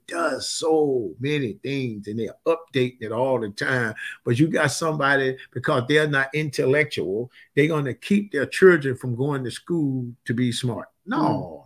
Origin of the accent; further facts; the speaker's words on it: Mississippi, United States; I grew up in Mississippi